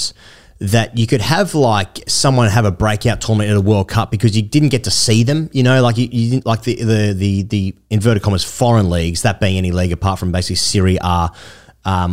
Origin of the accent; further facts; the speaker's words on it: Australia; as an Australian